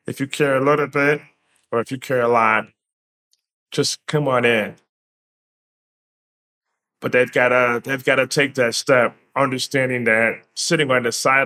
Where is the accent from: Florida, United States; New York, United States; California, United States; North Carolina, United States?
New York, United States; being a resident, born and raised in New York